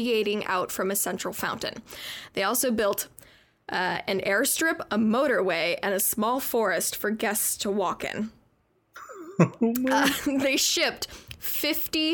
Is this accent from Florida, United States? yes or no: no; Tucson, Arizona, United States; I'm from Tucson, Arizona. I'm smack dab in the middle of the desert. And growing up, like in the winter, it would get down to like 17 degrees